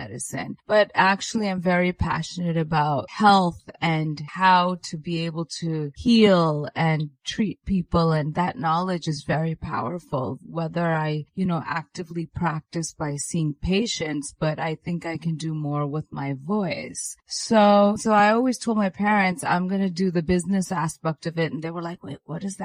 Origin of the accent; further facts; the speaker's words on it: New York, United States; I'm Indian origin, even though I'm American, born and raised in New York